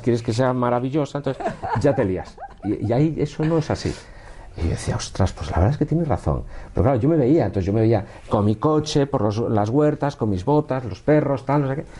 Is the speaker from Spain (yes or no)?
yes; Galicia, Spain; born or raised there; now in Madrid, Spain